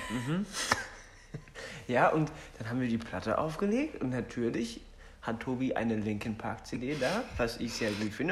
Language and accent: German; Berlin, Germany; das ist meine Heimat